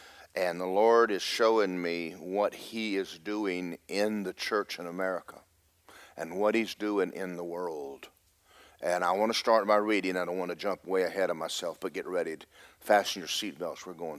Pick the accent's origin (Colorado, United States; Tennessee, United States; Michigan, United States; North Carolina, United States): North Carolina, United States; Cherry Point; born there; because I was born in Cherry Point, North Carolina.